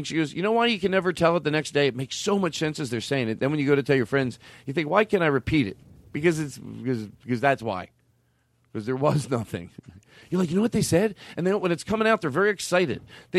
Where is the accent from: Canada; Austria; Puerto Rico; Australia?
Australia; born there; And when I say bings to you, it's because I was born in Australia.